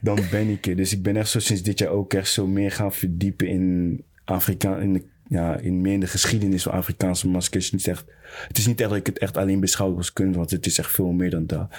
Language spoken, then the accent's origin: Dutch; Netherlands; Ik ben een Nederlander ook